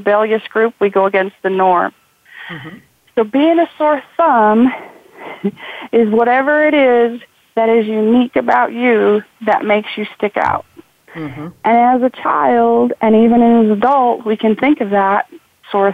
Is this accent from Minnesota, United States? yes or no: no; Idaho, United States; growing up in Idaho